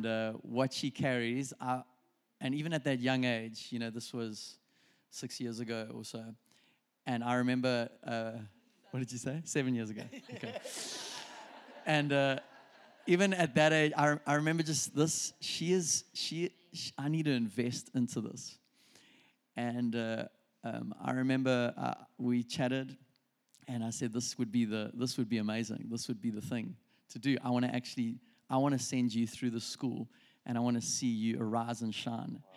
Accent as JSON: {"language": "English", "country": "South Africa", "also_born_or_lived": "Reading", "moved": "as an adult", "said": "we're from South Africa"}